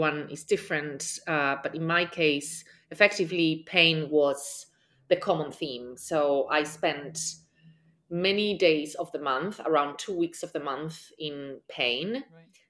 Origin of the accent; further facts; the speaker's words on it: Spain; now in New York City, United States; I am from Spain and I currently live in New York City.